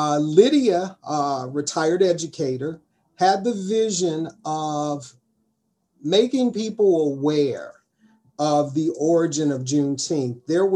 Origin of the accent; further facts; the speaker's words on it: Cincinnati, Ohio, United States; I am a native Cincinnatian, born and raised in Cincinnati, educated through Cincinnati Public School System, undergraduate and graduate school through University of Cincinnati. I'm an entrepreneur in Cincinnati.